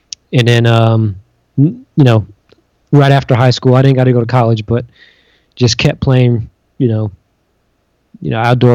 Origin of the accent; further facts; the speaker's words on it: New York City, New York, United States; growing up in New York City